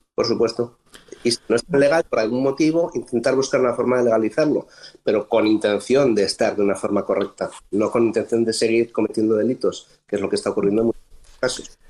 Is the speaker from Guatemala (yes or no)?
no; Spain; moved away as an adult; now in Bethesda, United States; Soy un español que decidió venir por voluntad propia a trabajar a los Estados Unidos